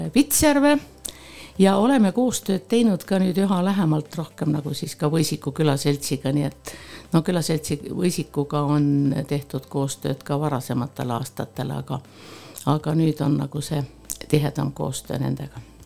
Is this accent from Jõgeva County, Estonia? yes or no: yes; Põltsamaa, Jõgeva County, Estonia; also born or lived in Tallinn; ma olen äh, sündinud äh, Rõstla külas ja mul on oma sünnikodu ja oma vanemad ja ma olen käinud ka Põltsamaa keskkoolis